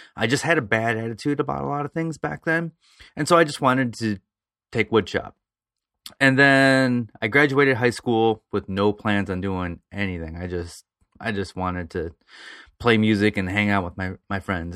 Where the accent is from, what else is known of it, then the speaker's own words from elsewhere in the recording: around Toledo, Ohio, United States; other small towns around Toledo, Fremont, Ohio, Elmore, Ohio